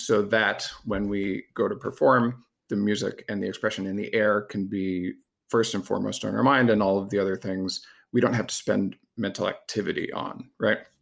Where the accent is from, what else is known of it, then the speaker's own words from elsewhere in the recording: Massachusetts, United States; I grew up in Massachusetts.